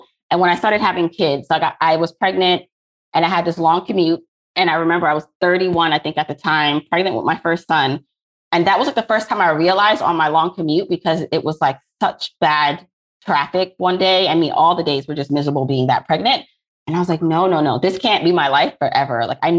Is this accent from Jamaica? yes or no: yes; Jamaica; now in Brooklyn, United States; So I am an immigrant from Jamaica, similar to you, but I landed here in Brooklyn, New York, not Canada.